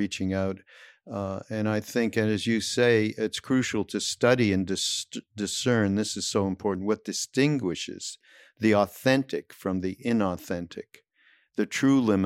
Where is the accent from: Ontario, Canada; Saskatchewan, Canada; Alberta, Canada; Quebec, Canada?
Quebec, Canada; Montreal; now in California, United States; I'm from Montreal